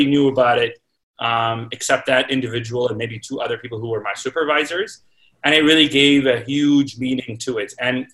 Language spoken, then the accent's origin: English; Toronto, Ontario, Canada; moved away as an adult; also born or lived in Baltimore / New York / Chicago / Kingston; now in Saskatoon, Canada; I grew up in Toronto